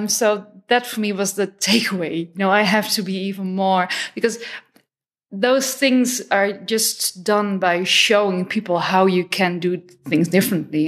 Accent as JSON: {"language": "English", "country": "Netherlands", "said": "I'm from the Netherlands"}